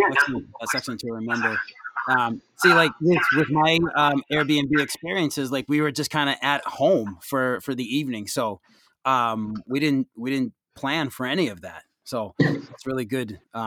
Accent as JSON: {"language": "English", "country": "United States", "said": "as an American"}